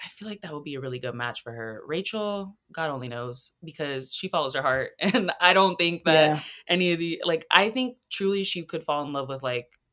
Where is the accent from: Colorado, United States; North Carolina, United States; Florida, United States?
Florida, United States; now in South Carolina, United States; I'm from Florida, like I was born there, but I've been in South Carolina